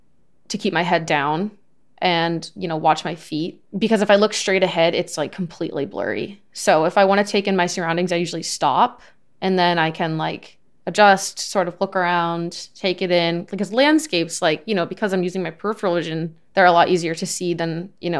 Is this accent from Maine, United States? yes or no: yes; Southern Maine, United States; moved away; my optometrist is in my hometown in Southern Maine